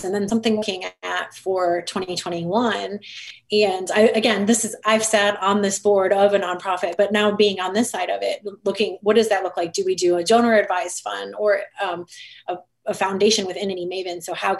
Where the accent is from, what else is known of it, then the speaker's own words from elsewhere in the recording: Detroit, Michigan, United States; I'm from the Detroit area.